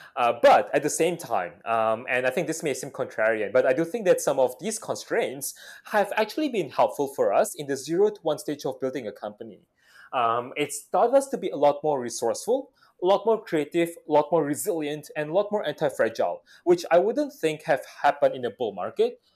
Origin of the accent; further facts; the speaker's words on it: Jakarta, Indonesia; moved away as an adult; also born or lived in Australia / Hong Kong / Singapore / Beijing; for those of us who grew up in Jakarta